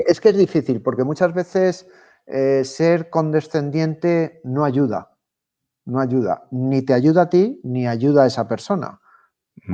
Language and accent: Spanish; Spain